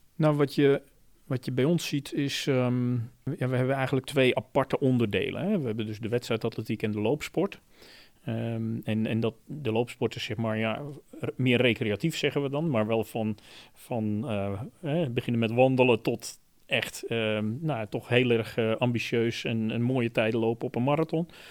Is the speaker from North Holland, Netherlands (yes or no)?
no; Zeelandic Flanders, Netherlands; moved away as an adult; now in Hilversum, Netherlands; in Zeeuws-Vlaanderen, waar ik vandaan kom